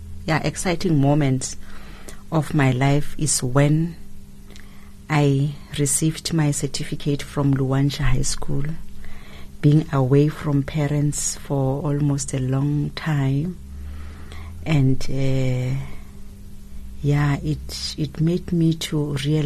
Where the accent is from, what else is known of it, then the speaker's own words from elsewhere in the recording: Gauteng, South Africa; moved away; I'm from Gauteng. I was born in Gauteng and partly raised up there.